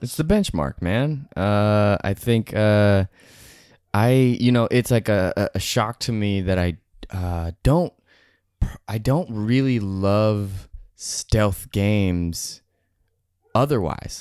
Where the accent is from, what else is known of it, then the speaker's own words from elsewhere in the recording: Seattle, Washington, United States; moved away as an adult; now in Los Angeles, United States; I grew up in Seattle, Washington